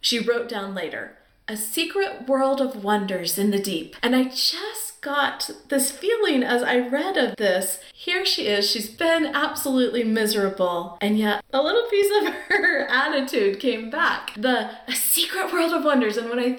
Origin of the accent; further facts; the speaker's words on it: Louisiana, United States; Growing up in Louisiana